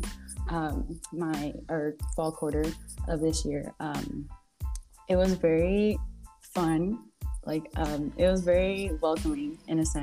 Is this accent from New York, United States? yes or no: no; South Gate, California, United States; I'm from Southgate, California